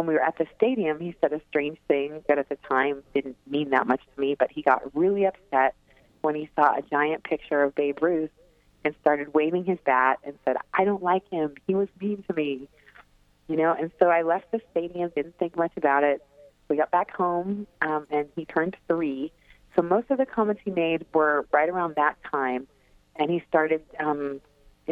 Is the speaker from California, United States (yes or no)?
yes; California, United States; I grew up in California in the 70s